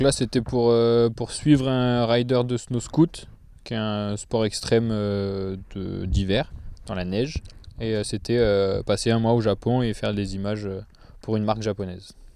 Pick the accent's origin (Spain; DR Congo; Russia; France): France; south of France; je viens du sud de la France